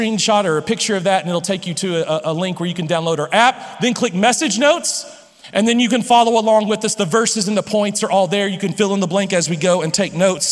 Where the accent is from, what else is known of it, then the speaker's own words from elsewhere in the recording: Lubbock, Texas, United States; I grew up here in Lubbock